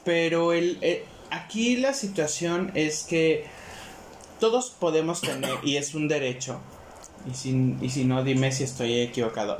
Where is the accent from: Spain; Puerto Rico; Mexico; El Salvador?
Mexico; es un derecho que tenemos como mexicanos el podernos expresar